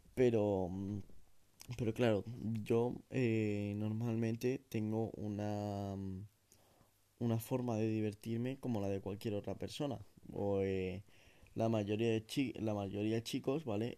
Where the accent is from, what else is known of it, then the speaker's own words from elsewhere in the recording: a small town in the Sierra, Community of Madrid, Spain; en mi comunidad autónoma, en Madrid. Em, yo no soy de Madrid Central, ni mucho menos, es más, soy de un pueblo pequeño de la Sierra.